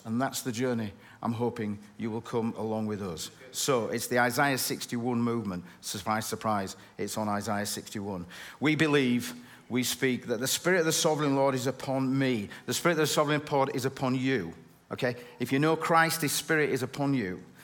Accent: Bradford, Yorkshire and the Humber, United Kingdom; I'm from Bradford

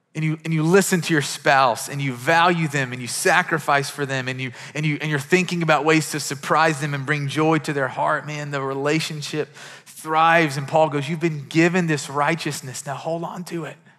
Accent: Kentucky, United States; I'm from Kentucky and we have horses

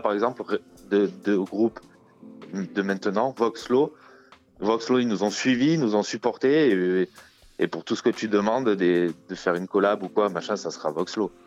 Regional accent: France; on est français

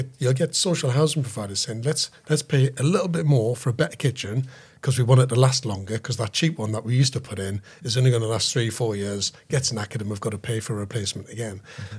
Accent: Sunderland, North East England, United Kingdom; I'm from Sunderland, mate.

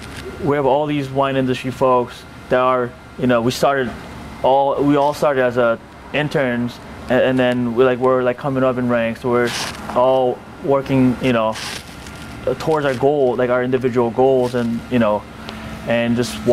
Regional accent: Temecula, California, United States; Like, I'm from Temecula, which is also a kind of like a subset of California AVA, you know, very small region.

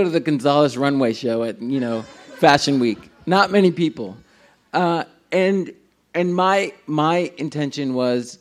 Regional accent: Union City, New Jersey, United States; I grew up in Union City. We were poor. It was the most densely populated city in the world at the time

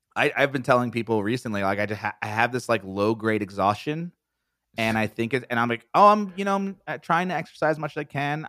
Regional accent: East Coast, United States; I'm from the East Coast

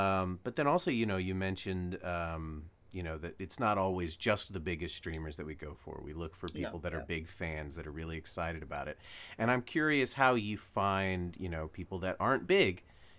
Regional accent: United States; first language English; I'm born and raised in America, first language

